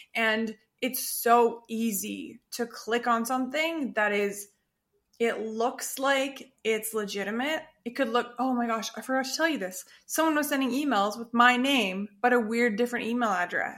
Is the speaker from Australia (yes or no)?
yes; Perth, Western Australia, Australia; moved away; in the town or the city where I was born in Australia, in Perth